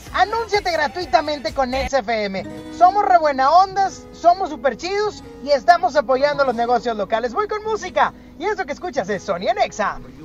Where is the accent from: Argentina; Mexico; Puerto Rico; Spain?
Mexico; Monterrey, Nuevo León; Lo traemos en nuestro ADN como mexicanos, como regiomontanos